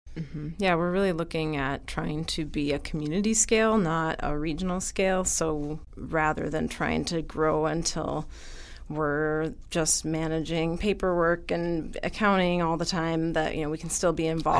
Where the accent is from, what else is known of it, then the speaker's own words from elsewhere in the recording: Wisconsin, United States; also born or lived in California; now in Madison, United States; we're both from Wisconsin